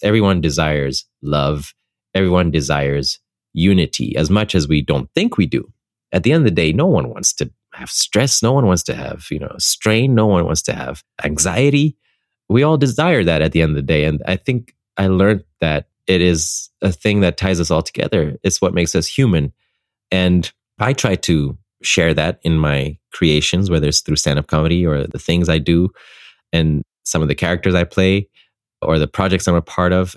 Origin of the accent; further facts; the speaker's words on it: Ethiopia; moved away as an adult; also born or lived in Netherlands; I grew up in Ethiopia for 18 years of my life. And for me, that's a place I consider home